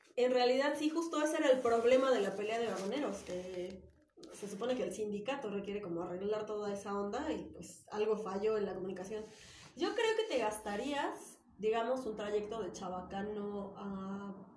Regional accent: Cuernavaca, Morelos, Mexico; moved away as an adult; also born or lived in Ecatepec; now in Mexico City, Mexico; soy originaria de Ecatepec, okay. Fuentes de la Bronx representing, pero me fui a vivir muy chiquita a Cuernavaca y llevo, bueno, llevé muchos años viviendo allá

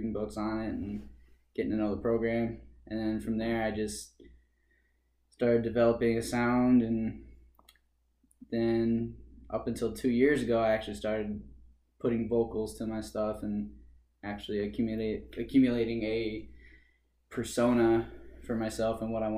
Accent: Hartford, Michigan, United States; also born or lived in St. Joseph, Michigan; I grew up in Hartford, Michigan, and then I moved with my family into St. Joe, and now I live in SOTUS

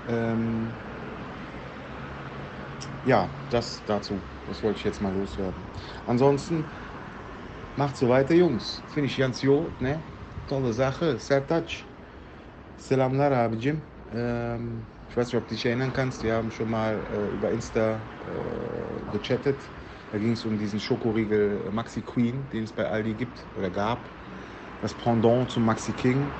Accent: Cologne, North Rhine-Westphalia, Germany; ich bin in Südstadt jung, ne? aufgewachsen am Plotikplatz, Plotigplatz, äh, geboren äh, in der Erse Straße.

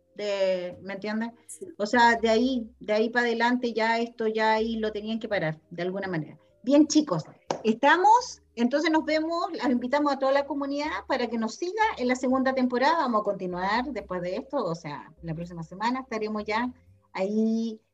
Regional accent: Chile; somos bien pauteados como chilenos

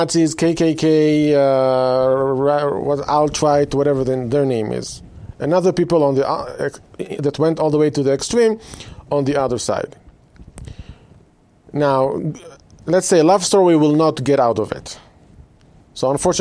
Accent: Israel; now in United States; I was born and raised in Israel

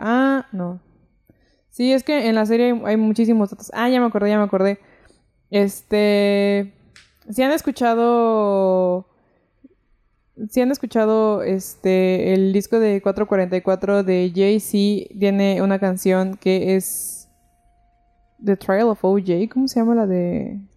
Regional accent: Mexico; soy mexicana

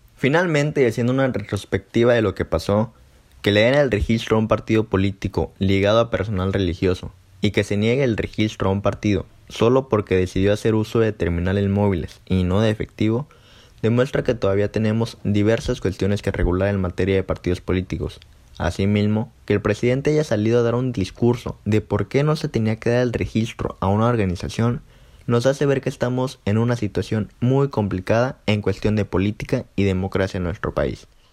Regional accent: Mexico; nuestra responsabilidad como mexicanos

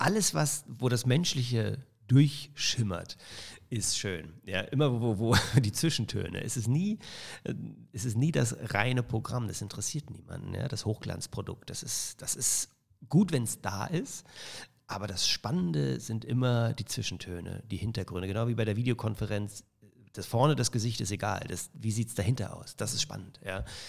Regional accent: Germany; also born or lived in Toronto, Canada; da war ich The German in Kanada

